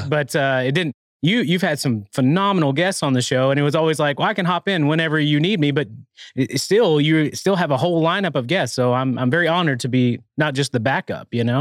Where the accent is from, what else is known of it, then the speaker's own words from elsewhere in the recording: Arkansas, United States; now in Rogers, United States; growing up in Arkansas